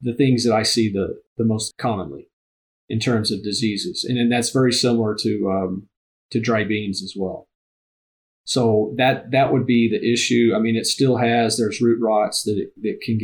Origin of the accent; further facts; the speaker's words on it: Texas, United States; now in Nebraska, United States; I'm from Texas originally